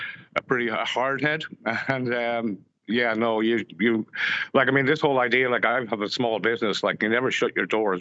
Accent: Gorey, Leinster, Ireland; moved away as an adult; now in Granada, Nicaragua; when I grew up in Gorey and Wexford

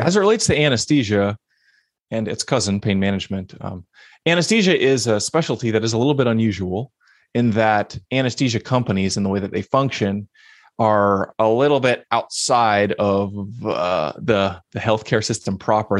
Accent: Pittsburgh, Pennsylvania, United States; moved away as an adult; also born or lived in Philadelphia, Pennsylvania; now in Portland, United States; Originally grew up in Pittsburgh

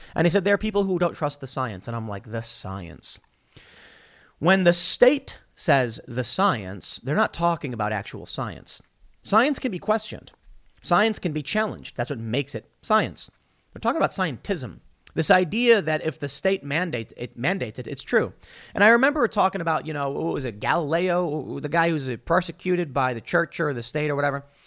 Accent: United States

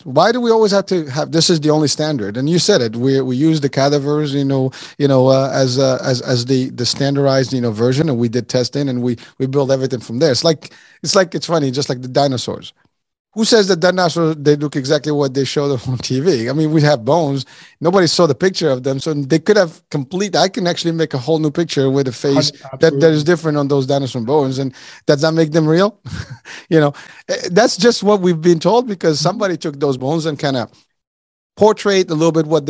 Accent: Morocco; born there; I was born in Morocco, so we have Moroccan cuisine.

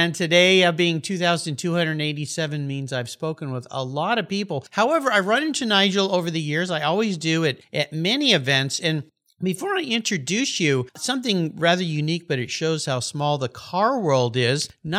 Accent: La Jolla, California, United States; It's my hometown, beautiful La Jolla, California, overlooking the Pacific Ocean.

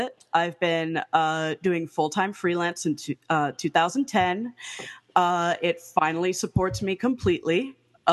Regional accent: Miami, Florida, United States; I was born in Miami, Florida, to a Afro-Cuban mother and a white Cuban father

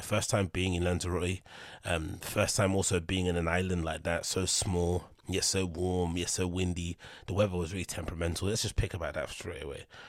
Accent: London, United Kingdom; I'm from London

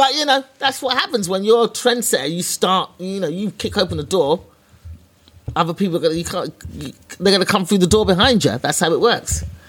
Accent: London, United Kingdom; I was a black girl from East London

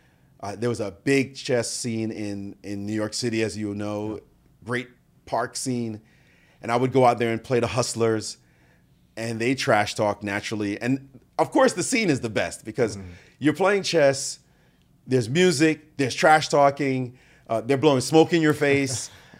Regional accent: Jamaica; now in United States; I came from Jamaica where it wasn't popular. We were more into soccer which we call football.

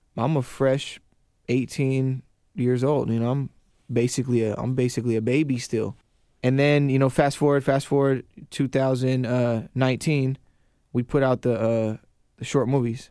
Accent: Kingsgate, Washington, United States; also born or lived in Renton; I grew up in Kingsgate

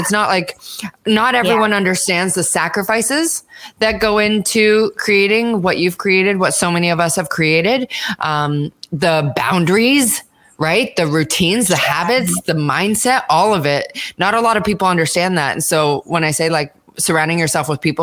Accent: Canada; moved away; I'm Canadian

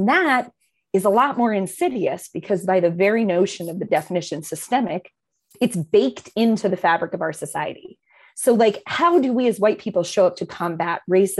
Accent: Maine, United States; I'm a white lady. I grew up in Maine, predominantly white schools

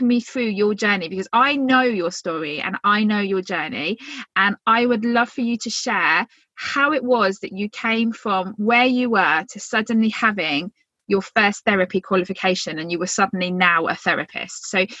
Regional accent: Phoenix, Arizona, United States

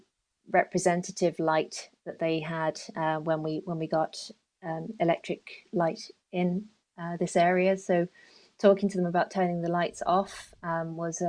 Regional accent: London, United Kingdom; moved away as an adult; now in Mayo, Ireland; I've picked up on my accent. I'm a Londoner originally.

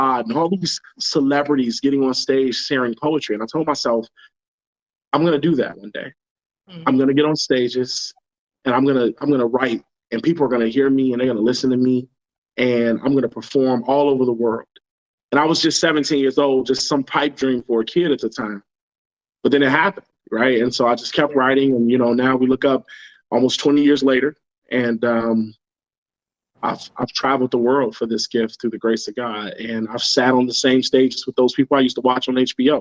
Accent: Chicago, Illinois, United States; also born or lived in Inglewood; I grew up in the worst hoods in Chicago

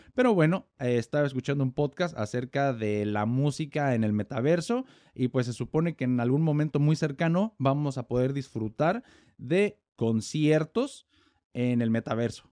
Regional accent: Morelia, Michoacán, Mexico; yo soy mexicano, nací en Morelia, Michoacán

